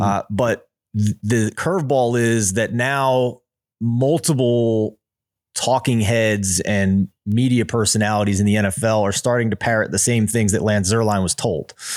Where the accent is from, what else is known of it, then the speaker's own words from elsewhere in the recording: Philadelphia, Pennsylvania, United States; I'm from Philadelphia